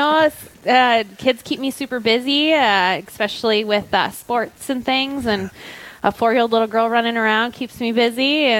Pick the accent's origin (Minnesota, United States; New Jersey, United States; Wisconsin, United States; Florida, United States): Minnesota, United States; Duluth; I am from Duluth, Minnesota.